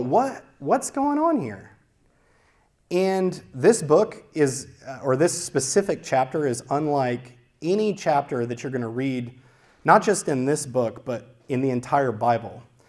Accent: Louisiana, United States; now in Santa Clarita, United States; We grew up in Louisiana, which, if you haven't been to Louisiana, is very, very, very flat

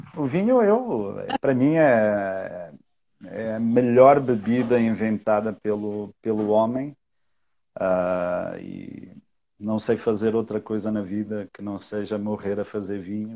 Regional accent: Portugal; now in Brazil; eu sou português, eu não sou daqui

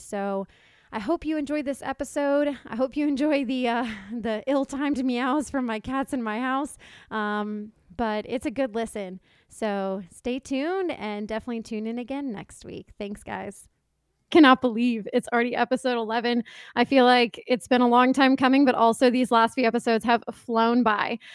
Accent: Johns Creek, Georgia, United States; now in Sandy Springs, United States; I grew up in Atlanta, but I really grew up in Johns Creek

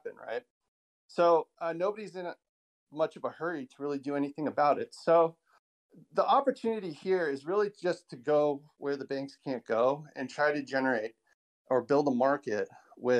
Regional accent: California, United States; my home state of California

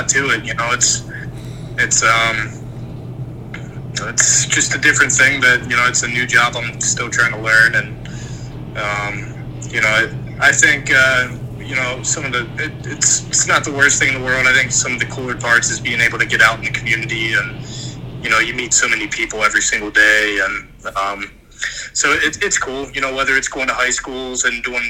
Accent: Ohio, United States; moved away as an adult; now in Montana, United States; we come from Ohio

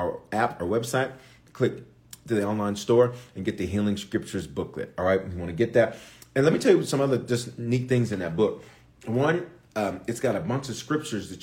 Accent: Memphis, Tennessee, United States; also born or lived in Aurora, Colorado; now in Denver, United States; I was born in Aurora, raised in Memphis

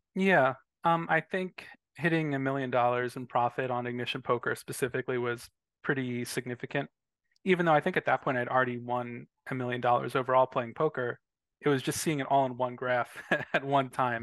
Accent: Philadelphia, Pennsylvania, United States; I'm from Philadelphia

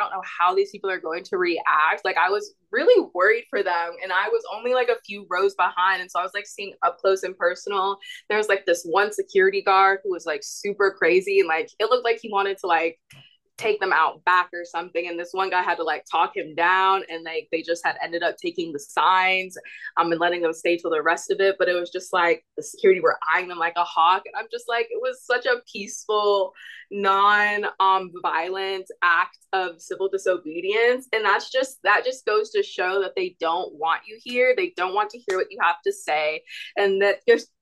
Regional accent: Georgia, United States; moved away; And I'm originally from Georgia. I still vote in Georgia.

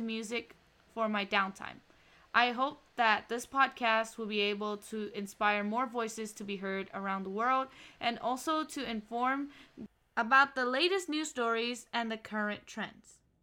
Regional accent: Ho Chi Minh City, Vietnam; moved away; I originally come from Ho Chi Minh City, Vietnam

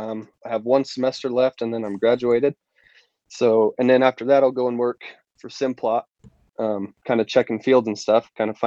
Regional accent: southern Idaho, United States; So I've been born and raised in Idaho, the southern part. Been around agriculture my whole life. My family runs a cattle ranch.

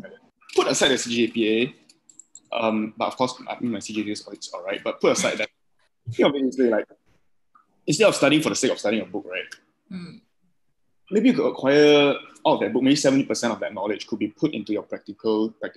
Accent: Johor, Malaysia; moved away; as for family, I'm from Johor

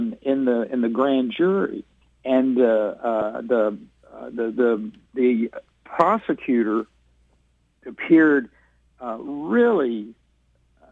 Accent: Texas, United States; as a Texan, as a citizen of this state

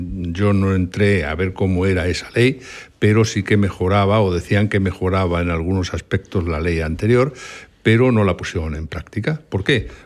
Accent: Santander, Cantabria, Spain; No, no, no, soy, soy santanderino.

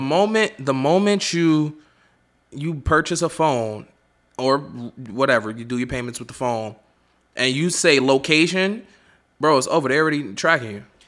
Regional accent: New York City, New York, United States; I'm from Harlem

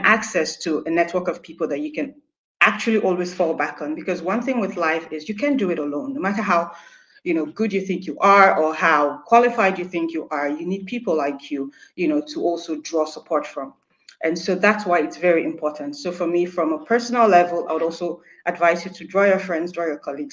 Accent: Nigeria; moved away as an adult; now in Germany; I'm Nigerian. I've been living in Germany for the past 1 year

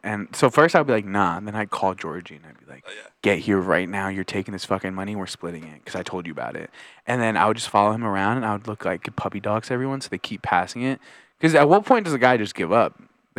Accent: New Jersey, United States; I'm from Jersey too

